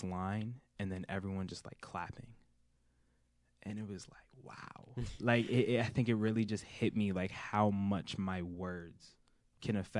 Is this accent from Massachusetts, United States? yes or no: yes; Somerville, Massachusetts, United States; also born or lived in Cambridge, Massachusetts; I've lived in Somerville my whole life, right by the high school